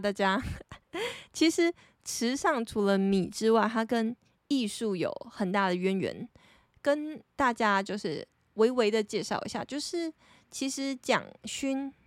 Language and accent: Chinese; Taitung, Taitung County, Taiwan; 因为我是台东人